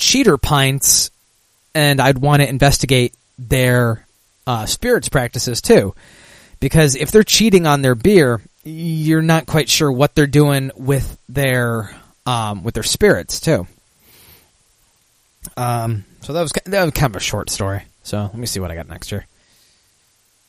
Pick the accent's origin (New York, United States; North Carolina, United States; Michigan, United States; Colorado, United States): Michigan, United States; my home state in Michigan